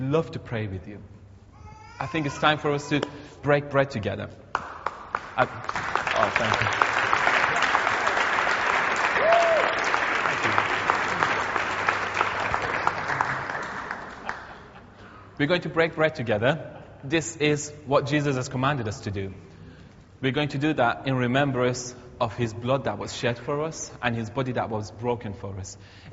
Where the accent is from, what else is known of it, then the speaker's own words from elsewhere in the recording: Iran; now in Teesside, United Kingdom; my home country, Iran